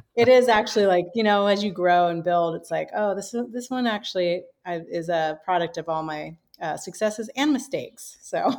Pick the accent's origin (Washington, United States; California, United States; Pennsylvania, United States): Washington, United States; Seattle; now in San Diego, United States; I was born and raised in the Seattle area